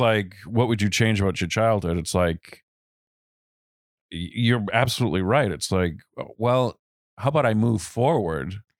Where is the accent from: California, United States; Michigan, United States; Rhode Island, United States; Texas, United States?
Rhode Island, United States; I was born in Rhode Island, the youngest of three